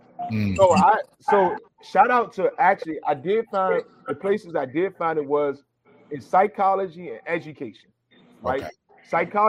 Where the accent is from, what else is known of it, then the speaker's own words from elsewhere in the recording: Richmond, Virginia, United States; …, …, because I'm a scholar from the hood. I grew up in Holland Park, Richmond, Virginia, 804, survived the jungle, and I got a PhD.